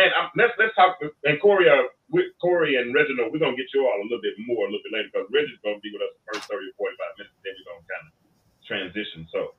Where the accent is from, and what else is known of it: Arkansas, United States; born or raised there; moved away